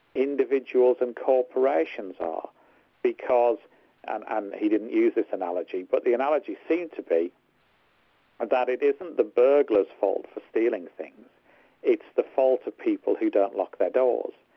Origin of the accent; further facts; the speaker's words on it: Hartlepool, North East England, United Kingdom; I'm from Hartlepool, not Liverpool